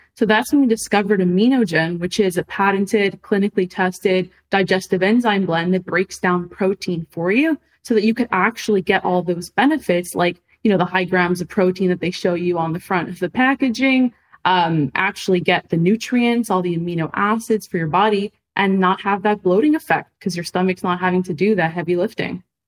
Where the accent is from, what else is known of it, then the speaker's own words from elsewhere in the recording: Montreal, Quebec, Canada; moved away as an adult; now in Los Angeles, United States; I'm from Canada, from Montreal, right? I moved to Los Angeles